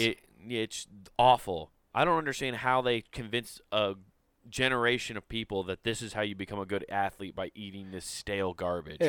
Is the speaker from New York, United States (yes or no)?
no; Council Bluffs, Iowa, United States; moved away; also born or lived in Utah; I'll say I'm from Council Bluffs. Like when I lived mm. in Utah, I said I was from Council Bluffs, uh, Iowa